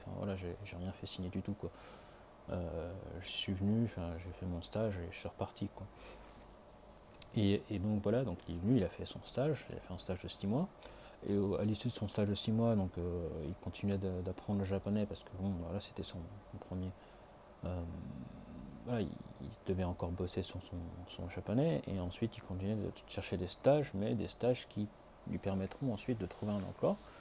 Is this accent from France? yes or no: yes; France; now in Tokyo, Japan; en tant que Français, ayant vécu jusque-là